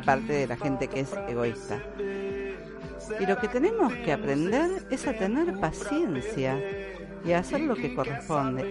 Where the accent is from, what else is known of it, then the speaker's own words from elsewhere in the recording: Argentina; acá en mi país, en Argentina